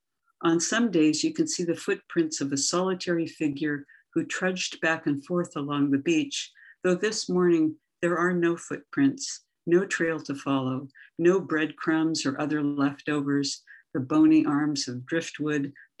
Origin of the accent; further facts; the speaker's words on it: Everett, Washington, United States; now in Pacifica, United States; I'm from Everett, Washington